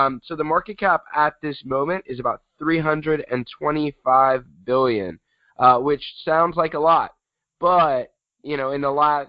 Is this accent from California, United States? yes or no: yes; San Diego, California, United States; I'm from San Diego, California